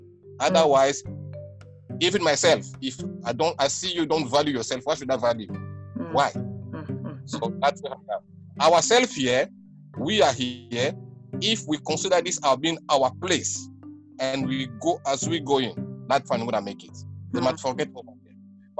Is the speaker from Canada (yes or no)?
no; Angola; But she's a Sudanese. How can she be my brother? I'm from Angola or something like that.